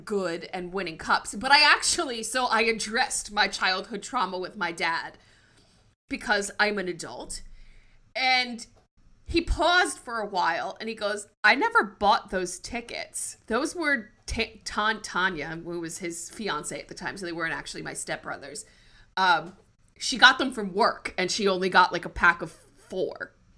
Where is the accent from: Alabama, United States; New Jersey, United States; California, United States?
New Jersey, United States; where I lived, there were no Flyers fans. It was all Rangers fans